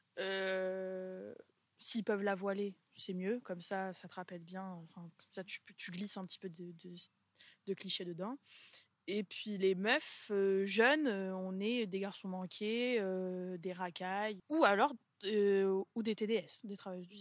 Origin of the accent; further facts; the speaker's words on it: Poitiers, Nouvelle-Aquitaine, France; moved away as an adult; je, suis née à Poitiers, donc j'ai grandi aux trois cités.